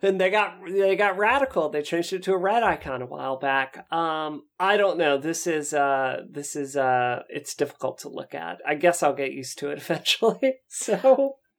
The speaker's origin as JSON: {"language": "English", "region": "Mississippi", "country": "United States", "tie": "born or raised there", "said": "I grew up in Mississippi where everyone's into country music"}